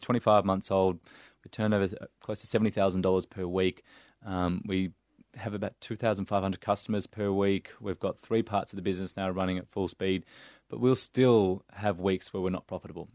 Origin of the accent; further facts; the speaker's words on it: Melbourne, Victoria, Australia; growing up in Saint Kilda, a couple of kilometers down the road